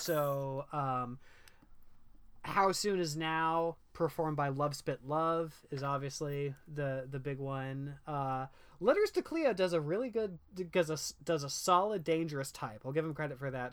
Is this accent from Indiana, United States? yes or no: yes; Indiana, United States; I grew up in Indiana